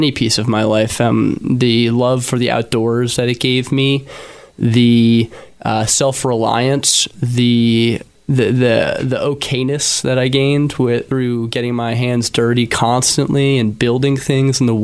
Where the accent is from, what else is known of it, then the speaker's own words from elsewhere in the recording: Philadelphia, Pennsylvania, United States; I was born and raised in Philadelphia.